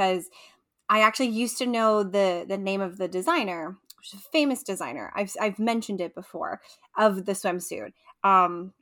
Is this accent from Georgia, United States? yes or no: no; New York, United States; I'm a New Yorker.